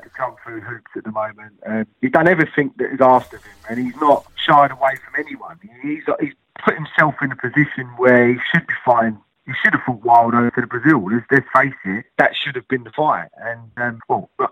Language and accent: English; United Kingdom; as British fans